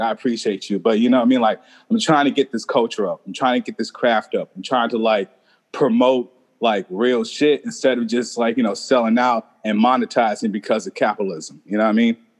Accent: Texas, United States; moved away; me growing up in Texas

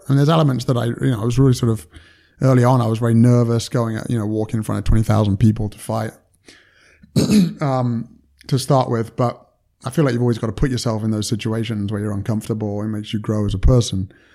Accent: United Kingdom; moved away as an adult; now in United States; I'm British and, and, you know, from the U K

